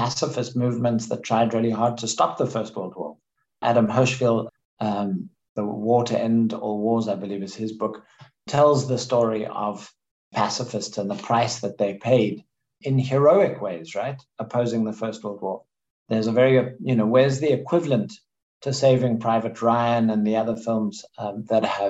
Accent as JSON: {"language": "English", "country": "South Africa", "tie": "born or raised there", "also_born_or_lived": "United States", "moved": "as an adult", "said": "I grew up in South Africa. I spent most of my 20s and 30s in the US"}